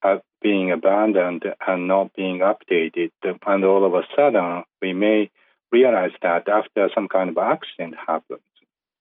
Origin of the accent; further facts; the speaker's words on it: Yamaguchi, Japan; Because just last week, I just traveled back to my hometown in Western Japan. It's called Yamaguchi Prefecture.